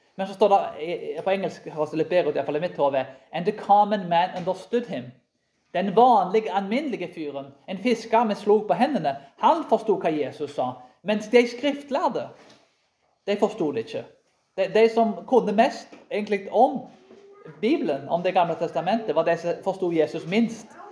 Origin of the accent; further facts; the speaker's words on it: Karmøy, Rogaland, Norway; Jeg vokste opp på Karmøy